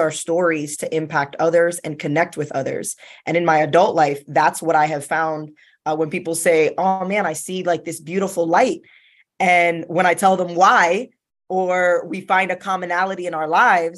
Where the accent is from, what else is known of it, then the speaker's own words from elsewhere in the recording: South Florida, United States; I was born and raised in South Florida.